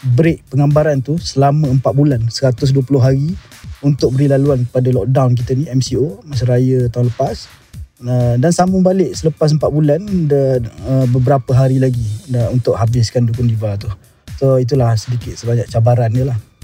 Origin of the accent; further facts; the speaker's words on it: Terengganu, Malaysia; aku anak kelahiran Terengganu